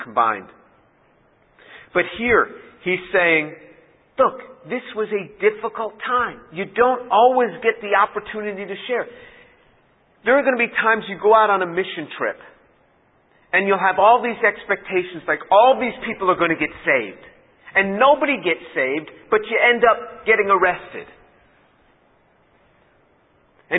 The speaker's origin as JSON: {"language": "English", "region": "New York", "country": "United States", "said": "I'm from New York"}